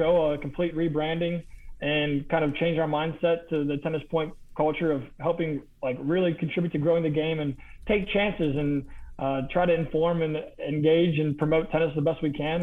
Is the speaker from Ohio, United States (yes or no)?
yes; Cincinnati, Ohio, United States; my hometown, Cincinnati